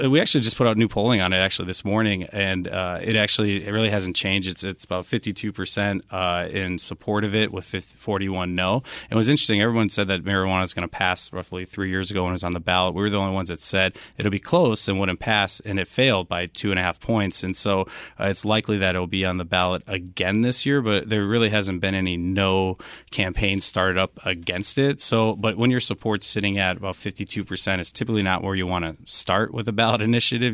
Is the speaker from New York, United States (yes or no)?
no; Wisconsin, United States; now in Arizona, United States